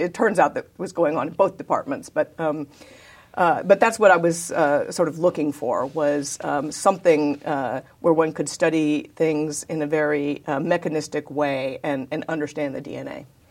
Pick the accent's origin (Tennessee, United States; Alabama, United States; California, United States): California, United States; Davis; also born or lived in San Diego, California; I was born in, uh, actually San Diego, California, but I was raised in Davis, California